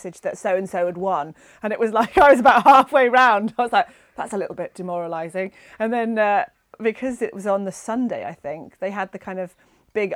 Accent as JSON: {"language": "English", "area": "north coast of Cornwall", "region": "South West England", "country": "United Kingdom", "tie": "born or raised there", "moved": "as an adult", "lives_now": "Scotland, United Kingdom", "said": "I'm originally from Cornwall, the north coast of Cornwall. Okay. So that's where I was born and bred"}